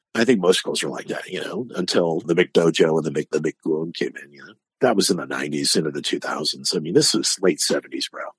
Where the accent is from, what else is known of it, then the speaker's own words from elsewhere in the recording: Hanover, Massachusetts, United States; accent: New England; moved away as an adult; also born or lived in Indiana / Asia; now in Florida, United States; I'm born born and raised in Massachusetts, Hanover, Massachusetts.